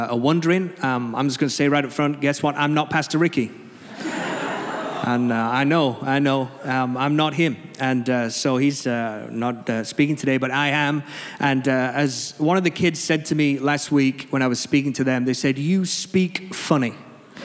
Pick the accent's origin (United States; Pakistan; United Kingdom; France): United Kingdom; England; quite a formal church, being English, quite refined and reserved.